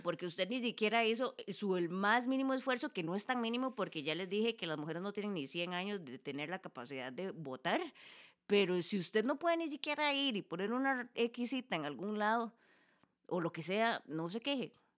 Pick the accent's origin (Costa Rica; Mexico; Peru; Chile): Costa Rica; como costarricenses